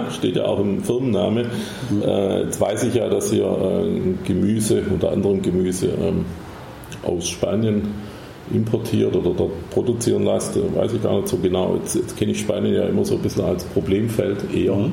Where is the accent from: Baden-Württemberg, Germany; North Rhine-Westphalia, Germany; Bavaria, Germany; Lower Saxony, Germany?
Baden-Württemberg, Germany